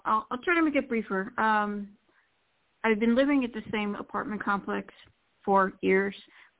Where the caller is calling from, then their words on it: Florida, United States; from Florida, and happy holidays first.